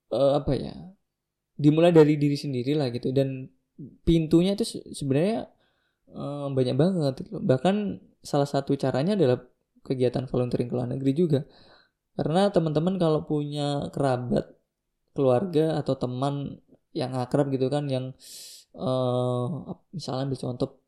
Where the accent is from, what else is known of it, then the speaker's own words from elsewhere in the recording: Java, Indonesia; born there; Aku lahir di Jawa gitu kan.